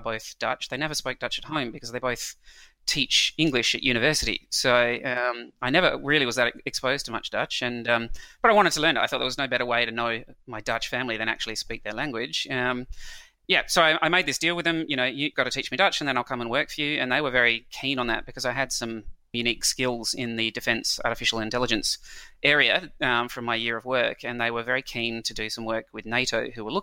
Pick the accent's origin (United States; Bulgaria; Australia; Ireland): Australia; Adelaide, South Australia; moved away as an adult; also born or lived in New Zealand / Europe; I then grew up for the next 20 years in a small town, relatively small town, called Adelaide, which is in South Australia.